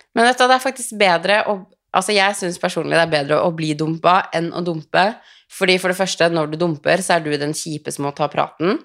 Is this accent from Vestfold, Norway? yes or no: yes; Tønsberg, Vestfold, Norway; ble jeg hjemme i Tønsberg